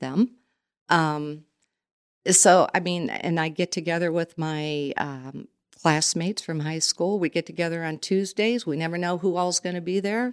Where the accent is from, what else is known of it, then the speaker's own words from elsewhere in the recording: Goshen, Indiana, United States; also born or lived in South Bend, Indiana; I was born in South Bend and we moved here in nineteen sixty-seven and, um, went to model school and a totally different atmosphere from South Bend to come to Goshen.